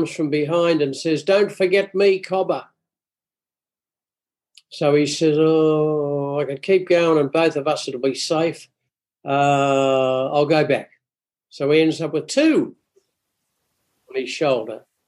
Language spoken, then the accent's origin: English; Glasgow, Scotland, United Kingdom; I'm a Glaswegian